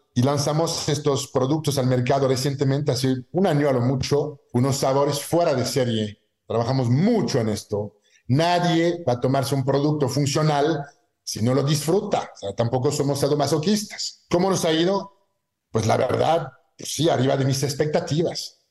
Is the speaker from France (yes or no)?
yes; southwest France, France; moved away as an adult; now in Mexico; soy francés, este, nací en el sur oeste, en un pueblito de Francia